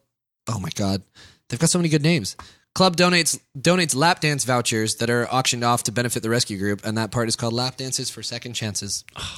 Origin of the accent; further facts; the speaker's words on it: England, United Kingdom; I'm actually English, and I still do a terrible fake English accent just because it's funnier.